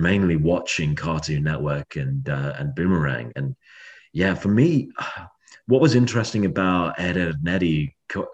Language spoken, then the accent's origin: English; Cirencester, South West England, United Kingdom; moved away as an adult; now in Sydney, Australia; I grew up in a small town there called Cirencester